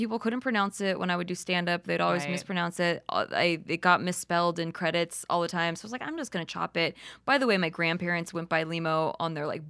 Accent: Philippines; I'm Filipino, but the Spaniards came and raped and pillaged the Philippines.

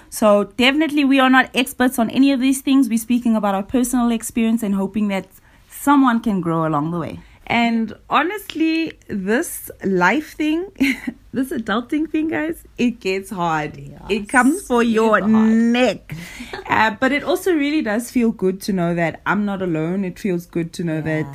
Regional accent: South Africa; we are two South African girls who've been friends for like 13 years

